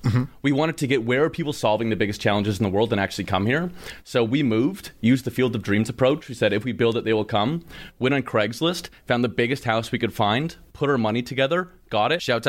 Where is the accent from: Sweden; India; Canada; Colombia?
Canada; I'm from Canada.